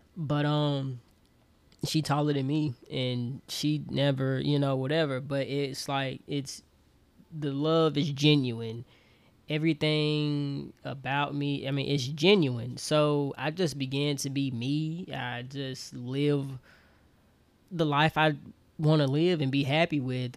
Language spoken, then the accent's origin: English; Auburn, Alabama, United States; moved away as an adult; also born or lived in Troy, Alabama; now in Atlanta, United States; I'm from Auburn, Alabama. Born and raised